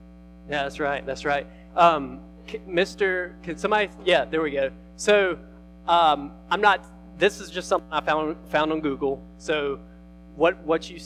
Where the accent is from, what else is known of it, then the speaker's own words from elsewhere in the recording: Fitzgerald, Georgia, United States; I was in youth growing up in my hometown of Fitzgerald.